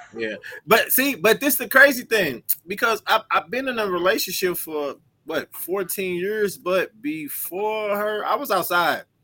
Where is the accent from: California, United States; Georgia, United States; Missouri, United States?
Missouri, United States; St. Louis; I'm from St. Louis